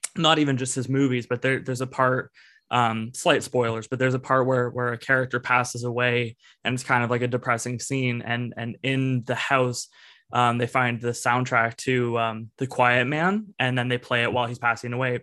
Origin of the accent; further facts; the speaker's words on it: a town near Toronto, Ontario, Canada; Evan and I are from uh, a town kind of near Toronto, like we're from Canada